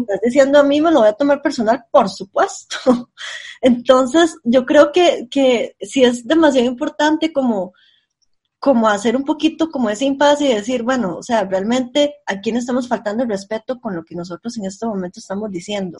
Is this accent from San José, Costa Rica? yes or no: yes; San José, Costa Rica; Yo, yo soy del centro de San José